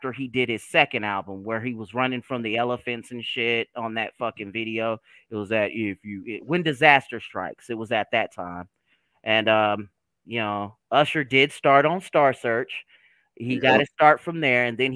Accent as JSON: {"language": "English", "region": "Oklahoma", "country": "United States", "said": "I'm from Oklahoma."}